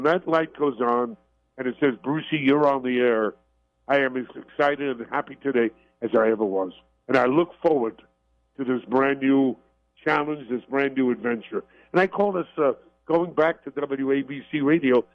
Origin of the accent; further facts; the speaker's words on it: New York City, New York, United States; I was brought up in Brooklyn, New York